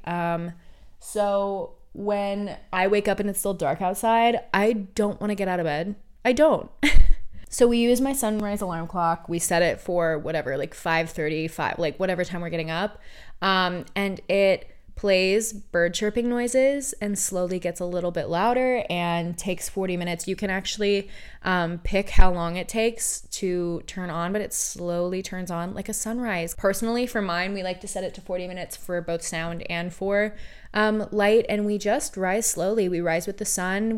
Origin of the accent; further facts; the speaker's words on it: Oregon, United States; now in California, United States; I was born and raised in Oregon